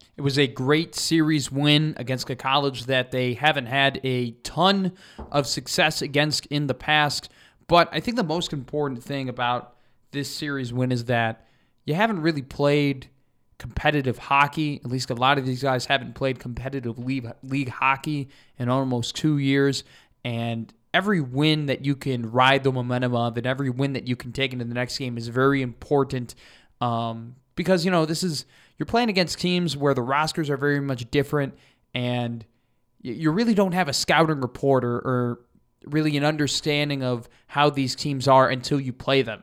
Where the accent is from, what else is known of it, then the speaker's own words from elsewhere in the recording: Chicago, Illinois, United States; moved away as an adult; now in Lincoln, United States; I am from Chicago.